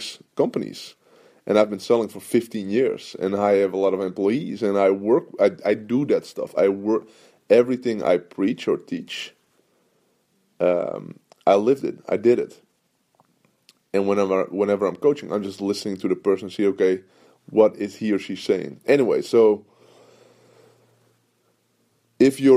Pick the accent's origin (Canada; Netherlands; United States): Netherlands; I'm from Holland